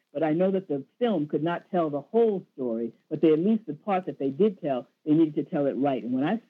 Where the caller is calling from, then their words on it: Springfield, New Jersey, United States; from Springfield, New Jersey.